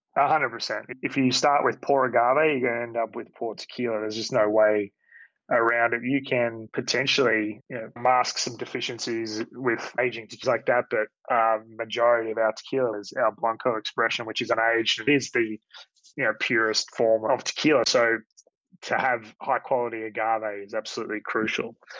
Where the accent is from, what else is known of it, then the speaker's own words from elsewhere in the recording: Australia; who I grew up with here in Australia